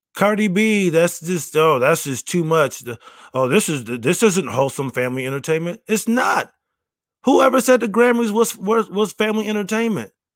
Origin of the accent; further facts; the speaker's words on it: Rochester, New York, United States; moved away; I will be back in my hometown of Rochester, New, New York